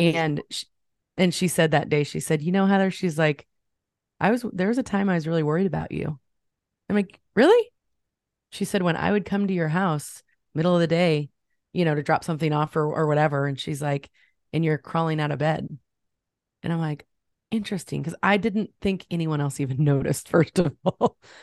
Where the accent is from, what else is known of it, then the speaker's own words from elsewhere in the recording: Champaign, Illinois, United States; I grew up in the Midwest. I'm in Ch-, near Champaign, Illinois. I've been here all of my life